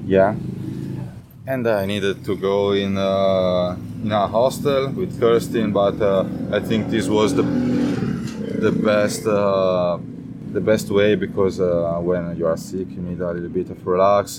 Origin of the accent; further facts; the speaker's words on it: Italy; English is a second language; I'm from Italy and uh, I'm 20 years old.